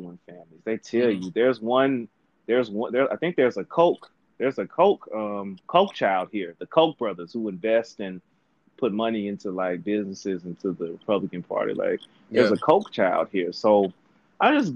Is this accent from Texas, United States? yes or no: no; Mississippi, United States; you and I both grew up in the South, which is very interesting. We grew up in Mississippi